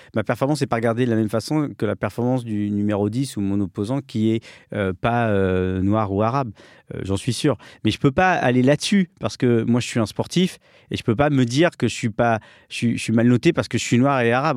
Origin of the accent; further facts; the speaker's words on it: France; je suis né en France. Je suis le seul